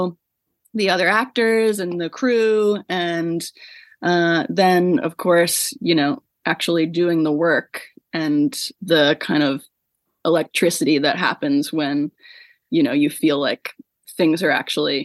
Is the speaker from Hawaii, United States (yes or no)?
no; Central Virginia, United States; moved away as an adult; also born or lived in New York; I'm from Central Virginia, which is where I am right now with my family for the holidays